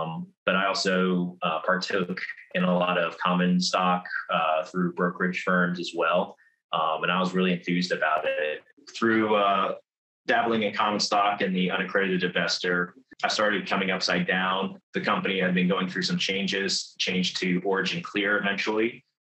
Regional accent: Virginia, United States; now in North Carolina, United States; Right now, I'm stationed in North Carolina. I've got all over, kind of originally from Virginia, but I've recently, for the last 9 years, I've been stationed in Eastern North Carolina as a service member in the United States Marine Corps.

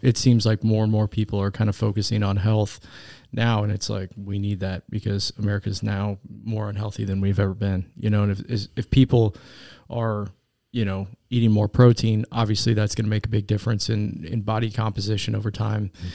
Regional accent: Derby, Kansas, United States; I grew up in Derby, Kansas.

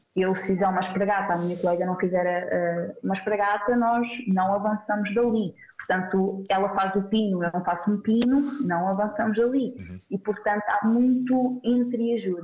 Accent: Centro, Portugal; moved away as an adult; also born or lived in Algarve; now in Braga, Portugal; Eu sou do centro

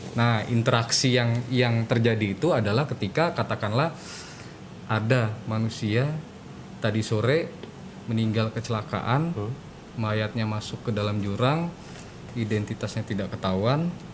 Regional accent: Palembang, South Sumatra, Indonesia; moved away; di Palembang uh, di kampung halaman saya

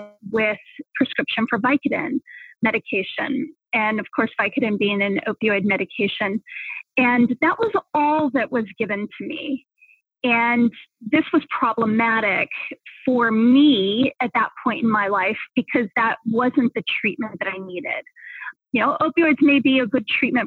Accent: southern New Mexico, United States; moved away as an adult; also born or lived in Boulder, Colorado; I grew up in southern New Mexico, you know, which is really at the very bottom of the United States, in a small town that was very close to Texas and the Mexican border

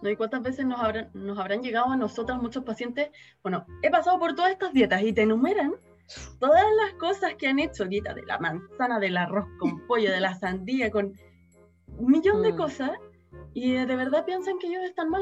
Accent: Chile; acá en Chile

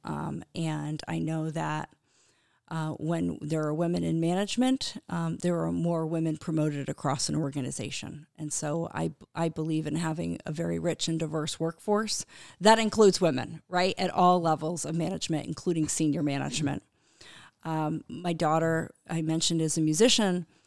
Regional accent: Connecticut, United States; I grew up in Connecticut on a little Christmas tree farm

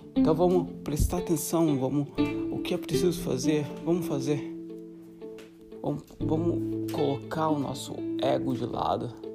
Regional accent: Santa Catarina, Brazil; moved away as an adult; also born or lived in Africa / South America / Europe; sou brasileiro de Santa Catarina

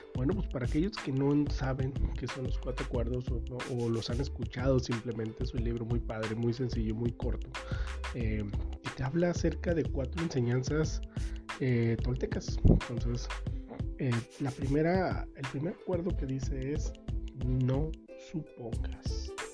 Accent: Sinaloa, Mexico; En mi tierra, que soy de Sinaloa

